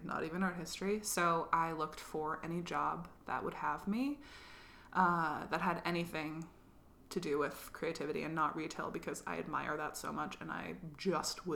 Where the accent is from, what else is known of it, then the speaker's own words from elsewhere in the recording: Burlington, Vermont, United States; moved away as an adult; also born or lived in Massachusetts / Hawaii; now in Chicago, United States; I grew up in Burlington, Vermont, and went to Smith College with you